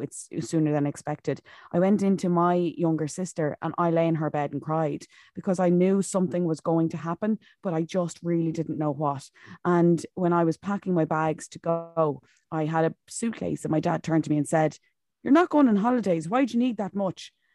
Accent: County Wicklow, Ireland; now in Monaghan, Ireland; originally I'm from Wicklow, but I'm living up in Monaghan at the moment.

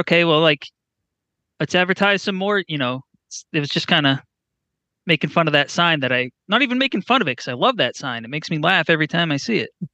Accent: New Hampshire, Massachusetts area, New England, United States; I'm from New Hampshire, Massachusetts area

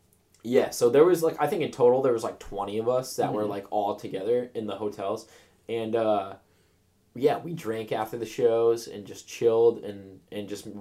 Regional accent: Massachusetts, United States; I'm from Massachusetts.

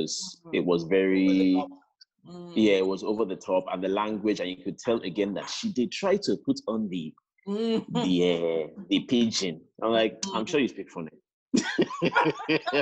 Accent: Nigeria; as a Nigerian

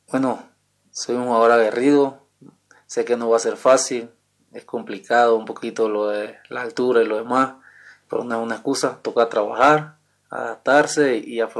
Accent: Panama; Eh, vengo de Panamá, que campeón goleador en el torneo actual allá.

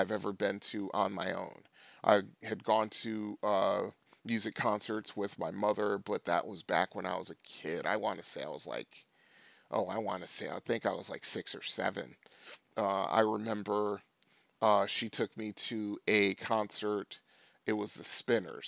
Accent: Trumbull, Connecticut, United States; all my arcades in my hometown were concerned. Trumbull Mall Arcade

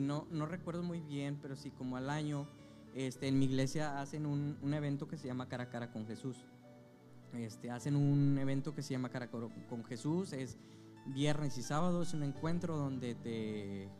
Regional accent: Zacatecas, Mexico; now in Monterrey, Mexico; nací aquí en Monterrey, Nuevo León, eh, pero cuando recién nacido me fui a vivir a Zacatecas. Mi familia pues era de allá

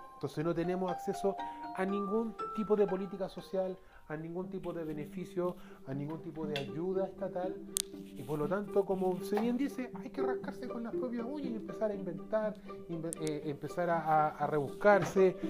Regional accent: Chile; como pueblo chileno

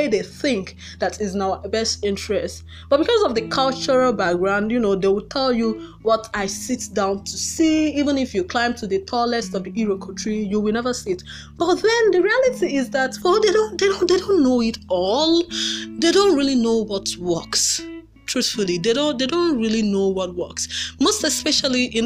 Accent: Nigeria; Most Nigerian parents

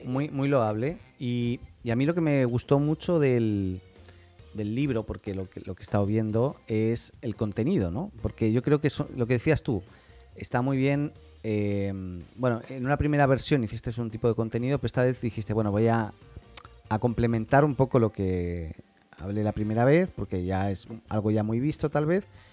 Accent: Catalonia, Spain; Yo soy catalán

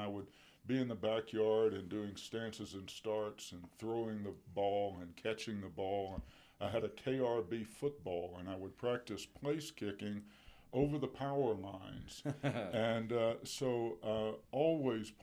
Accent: Vicksburg, Mississippi, United States; I grew up in Vicksburg, Mississippi, and was born and raised there

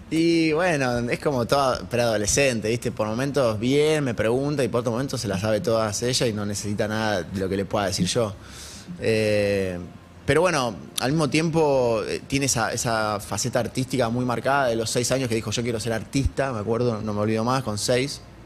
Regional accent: Argentina; si bien era chico, como cualquier argentino

